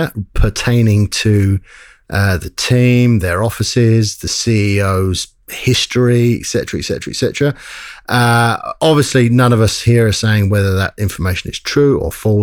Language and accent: English; England, United Kingdom; now in Australia; we're English originally